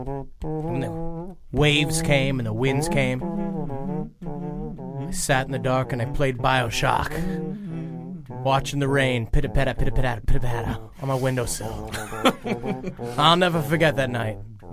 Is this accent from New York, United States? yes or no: yes; New York City, New York, United States; I remember growing up on Rockaway Beach. It's where that was our beach we used to go to.